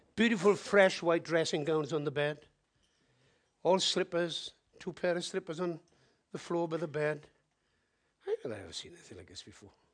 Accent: Wales, United Kingdom; I'm from Wales

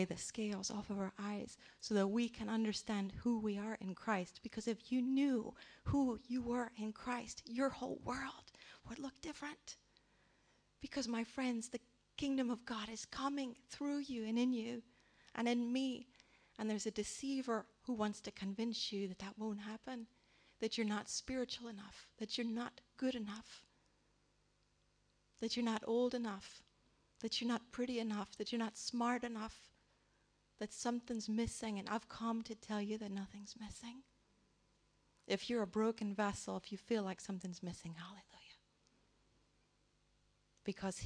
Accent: United States; moved away; I grew up in the Church of England in America, which we call the Episcopal Church

